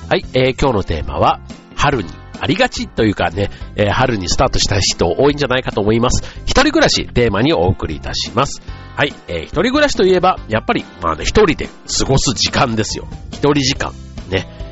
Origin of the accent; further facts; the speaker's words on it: Osaka, Japan; moved away as an adult; now in Tokyo, Japan; その大阪からこっちにね、就職で上京した